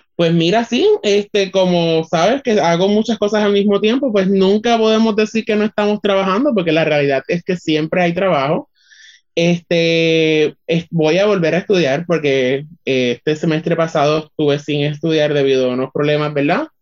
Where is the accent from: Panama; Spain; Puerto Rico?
Puerto Rico; Utuado; soy orgullosamente del pueblo de Utuado